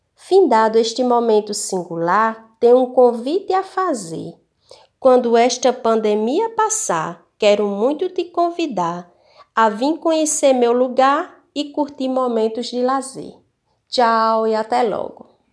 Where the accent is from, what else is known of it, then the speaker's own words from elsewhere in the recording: Paulista, Paraíba, Brazil; da minha terrinha, Paulista.